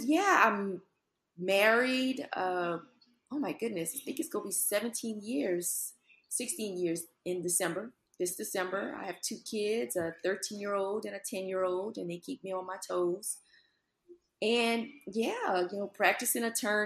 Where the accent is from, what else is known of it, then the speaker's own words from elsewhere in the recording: Lafayette, Louisiana, United States; now in Baton Rouge, United States; I am born and raised in Lafayette, Louisiana. Love my hometown